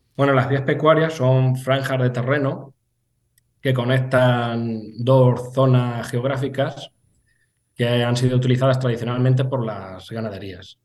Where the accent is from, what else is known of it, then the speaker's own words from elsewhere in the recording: San Benito, Castilla-La Mancha, Spain; also born or lived in Lleida; también pasan por mi pueblo, en la pedanía de San Benito